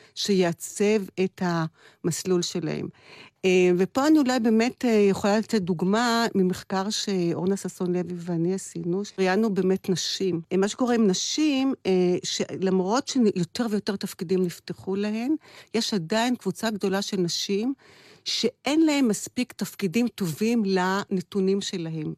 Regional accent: Kiryat Tivon, Haifa District, Israel; גדלתי בתיכון בחיפה, בבית ספר חוגים. אה, בבית ספר יסודי גדלתי בטבעון

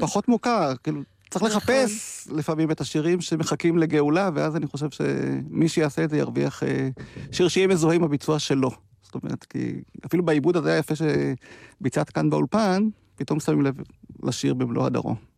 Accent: near Degania Bet, Northern District, Israel; בדגניה ב', לא רחוק מהמקום שבו אני נולדתי

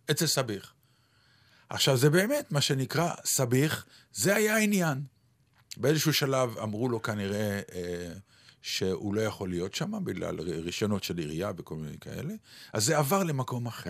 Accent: Ramat Gan, Tel Aviv District, Israel; כשהייתי ילד קטן, אני, אה, חלק מהשכונה שלי וחלק מהעניינים שלי בתור ילד קטן היו ליד בית ספר שגדלתי בו, והוא היה רחוק מביתי. בית כן. ספר יבנה, שהוא היה באזור רמת יצחק ברמת גן

